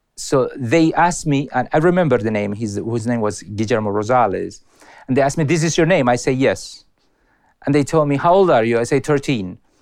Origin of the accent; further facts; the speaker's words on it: Colombia; English is a second language; moved away; to send me back to Colombia